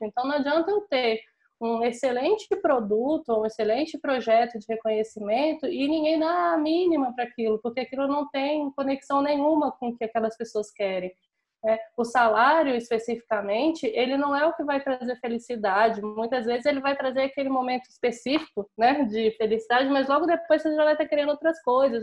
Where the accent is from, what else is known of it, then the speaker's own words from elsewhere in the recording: Brasília, Federal District, Brazil; sou brasiliense